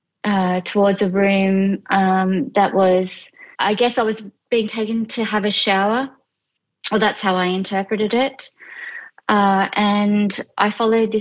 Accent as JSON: {"language": "English", "region": "regional New South Wales", "country": "Australia", "tie": "born or raised there", "also_born_or_lived": "London", "moved": "as an adult", "said": "I am Australian and I'm 46 years old. I grew up in regional New South Wales."}